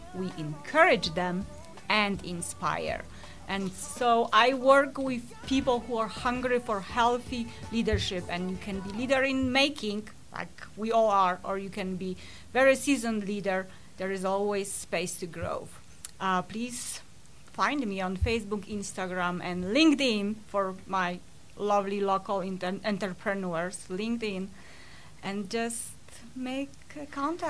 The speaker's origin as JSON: {"language": "English", "country": "Poland", "moved": "yes", "said": "I usually joke that it's from Chicago because there are a lot of Polish people, but really I'm from Poland."}